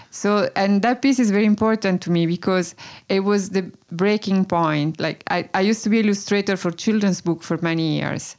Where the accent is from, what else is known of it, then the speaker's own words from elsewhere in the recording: Tuscany, Italy; now in Brooklyn, United States; I was born in Italy. I grew up in Italy.